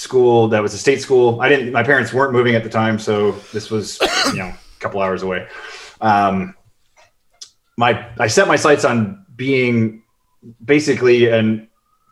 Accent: Chicago, Illinois, United States; moved away; also born or lived in Cleveland; I grew up in Chicago

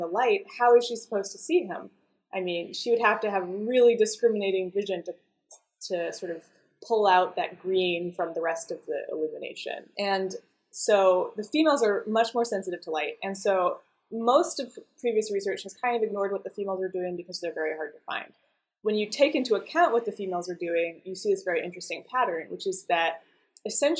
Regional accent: Idaho, United States; moved away as an adult; also born or lived in Boston; I grew up in Idaho

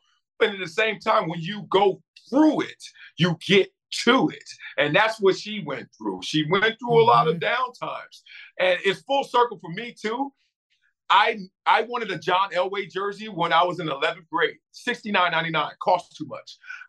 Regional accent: Compton, California, United States; growing up in Compton and South Central.

